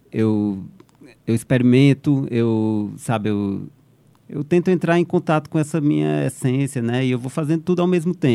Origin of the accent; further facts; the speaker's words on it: Fortaleza, Ceará, Brazil; moved away; foi quando eu saí de Fortaleza a primeira vez, foi em 94 que eu fui para São Paulo.